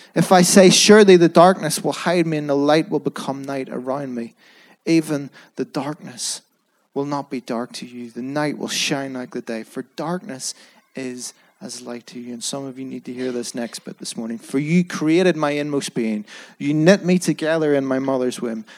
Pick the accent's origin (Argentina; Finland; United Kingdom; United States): United Kingdom; Belfast, Northern Ireland; I was brought up in Belfast